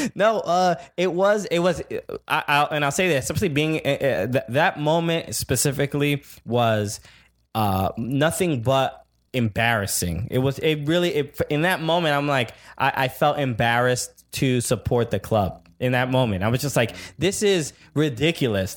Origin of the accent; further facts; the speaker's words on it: New York City, New York, United States; as a New Yorker, as a fan of NYCFC